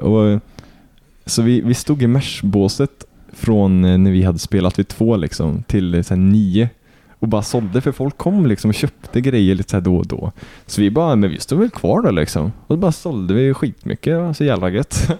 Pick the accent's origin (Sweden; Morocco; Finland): Sweden; Kil, Värmland; jag är inte ens från Arvika, jag är ju från Kil